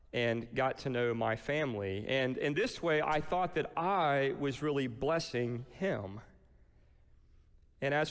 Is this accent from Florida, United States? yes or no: yes; Lakeland, Florida, United States; also born or lived in Atlanta / Nashville, Tennessee; now in Cocoa Beach, United States; When I left Lakeland, which is 2 hours inland and is my hometown